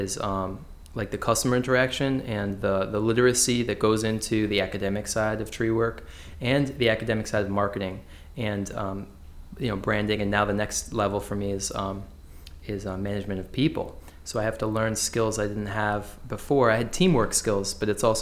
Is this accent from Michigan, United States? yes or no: no; West Hartford, Connecticut, United States; I grew up in West Hartford, so working in the same town I grew up